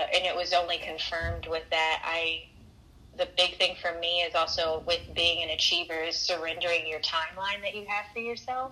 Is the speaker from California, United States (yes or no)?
yes; California, United States; I'm actually from California, so most a lot of my family is here.